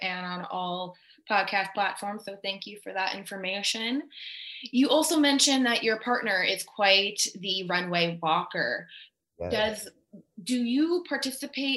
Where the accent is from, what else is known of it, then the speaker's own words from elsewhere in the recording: Seattle, Washington, United States; I'm from here